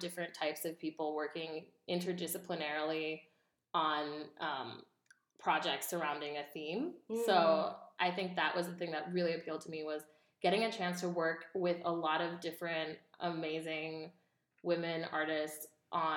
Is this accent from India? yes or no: yes; India; now in United States; I'm Indian American. I was born in India, but I like got naturalized in the U.S.